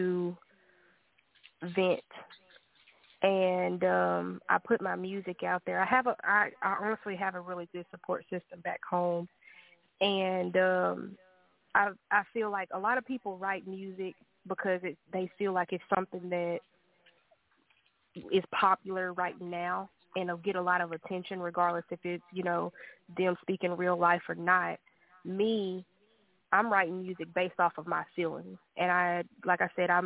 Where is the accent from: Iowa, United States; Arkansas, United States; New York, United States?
Arkansas, United States; now in Texas, United States; I am from Arkansas originally, currently staying in Texas